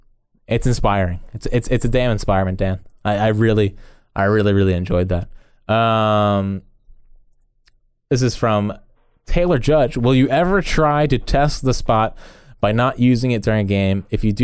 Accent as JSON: {"language": "English", "town": "Sydney", "region": "New South Wales", "country": "Australia", "tie": "born or raised there", "said": "First of all, I live, born and bred in Sydney, Australia, and I have the Eagles disease."}